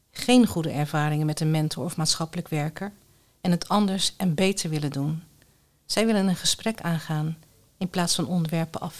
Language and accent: Dutch; Netherlands; Ik ben Nederlander, maar met sterk Koerdische wortels.